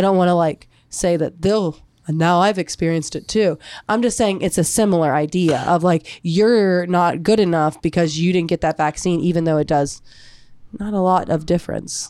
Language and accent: English; United States; here in America, it's like we're an American.